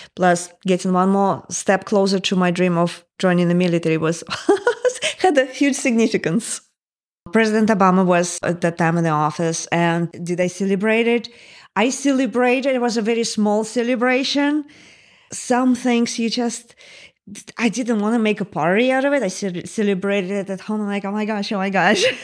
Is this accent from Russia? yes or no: yes; Moscow, Russia; English is a second language; moved away as an adult; also born or lived in Northern Virginia, United States; now in United States; when I was growing up in the Soviet Union